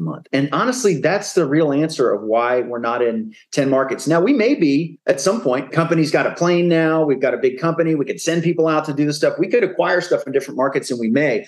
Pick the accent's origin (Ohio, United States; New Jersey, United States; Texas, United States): Texas, United States; San Antonio; I grew up in San Antonio